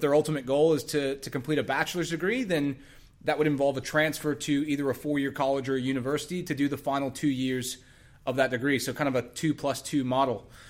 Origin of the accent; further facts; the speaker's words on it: Texas, United States; moved away; I, I'm from Texas originally